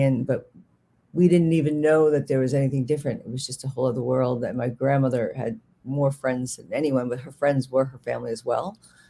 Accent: New York, United States; accent: Bronx; I was living in Manhattan, which my accent comes out a little bit, but I had a very heavy Bronx accent that I lost in Manhattan

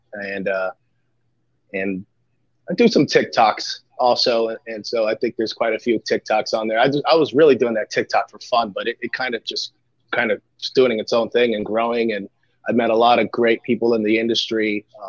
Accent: Southwest Florida, United States; also born or lived in Philadelphia, Pennsylvania; I'm a Florida guy. I was born in Philadelphia, but we moved down here when I was in the first grade, very young. So, I was raised in the Southwest Florida area

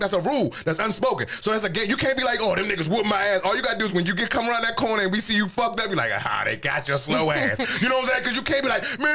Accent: Washington, District of Columbia, United States; moved away as an adult; now in Texas, United States; I grew up in the District of Columbia. You've been in my city.

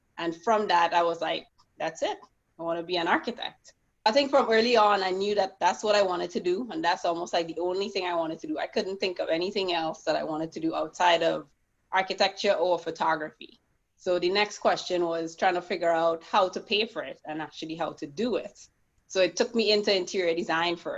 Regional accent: Trinidad & Tobago; moved away as an adult; also born or lived in Port of Spain, Trinidad; now in United States; born literally in Port of Spain, but grew up in Mount Hope / St. James.

